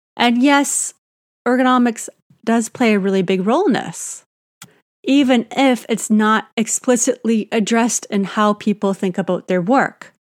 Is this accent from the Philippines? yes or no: no; Canada; I'm Canadian